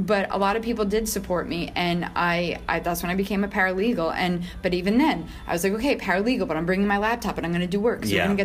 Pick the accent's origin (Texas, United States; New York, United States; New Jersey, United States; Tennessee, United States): New York, United States; I'm born and raised in New York